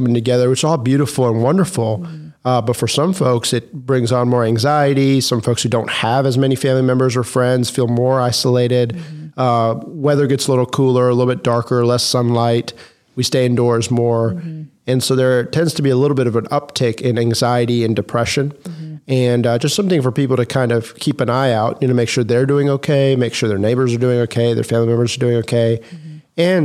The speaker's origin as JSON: {"language": "English", "town": "Macon", "region": "Georgia", "country": "United States", "tie": "born or raised there", "said": "I grew up in Macon, Georgia"}